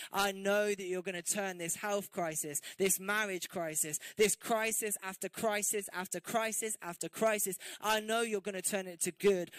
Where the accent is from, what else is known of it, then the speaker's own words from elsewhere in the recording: England, United Kingdom; especially as English people